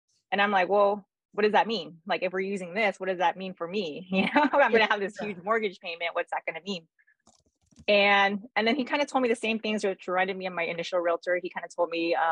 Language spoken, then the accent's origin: English; California, United States; I was born and raised in California. I'm here in Southern California.